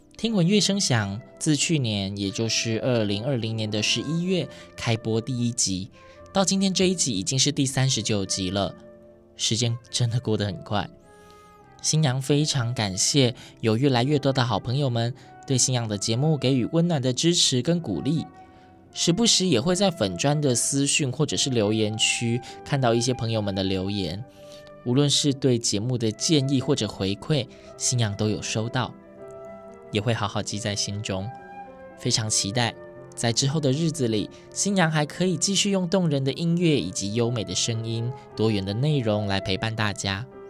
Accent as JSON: {"language": "Chinese", "region": "Yilan County", "country": "Taiwan", "tie": "born or raised there", "said": "我是宜兰人，那时候就读罗东高中"}